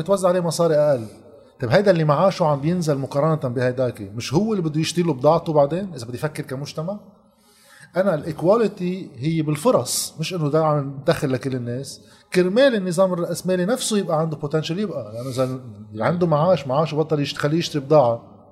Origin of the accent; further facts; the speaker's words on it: Lebanon; عندنا بلبنان